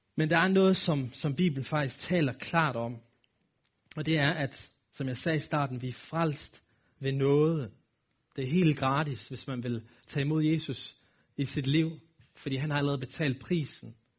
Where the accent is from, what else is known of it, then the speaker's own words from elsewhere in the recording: Aalborg, North Denmark Region, Denmark; accent: nordisk; jeg er født og opvokset her i Aalborg, og har boet her hele mit liv